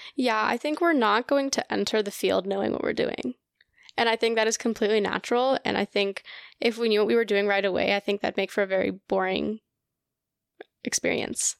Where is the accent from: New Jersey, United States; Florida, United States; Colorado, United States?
Colorado, United States; first language Russian; English is a second language; I am from Colorado, born and raised